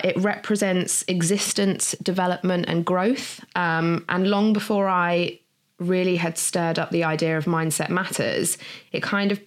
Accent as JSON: {"language": "English", "country": "Jersey", "tie": "born or raised there", "said": "I was born in Jersey. My dad moved over here, I think in the late 70s, from Liverpool, met my mum. So myself and my brother were born here"}